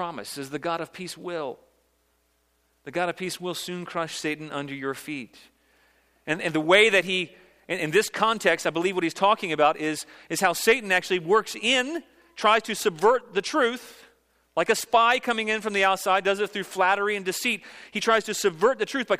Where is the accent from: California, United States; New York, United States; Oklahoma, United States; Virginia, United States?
Virginia, United States; now in South Carolina, United States; I grew up in Virginia. It's my home state, although I've now adopted South Carolina as my home state